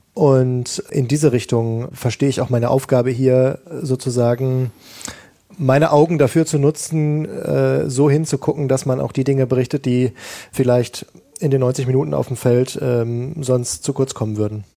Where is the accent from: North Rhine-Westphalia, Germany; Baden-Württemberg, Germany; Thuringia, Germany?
North Rhine-Westphalia, Germany; Ruhr area; ich komme aus dem Ruhrgebiet gebürtig, da ist Fußball eins der ganz wichtigen Themen